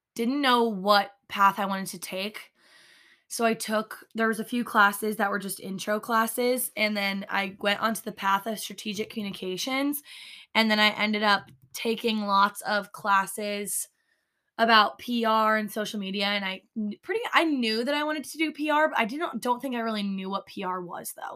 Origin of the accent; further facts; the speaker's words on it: Altenburg, Missouri, United States; now in New York City, United States; I'm from Altenburg, Missouri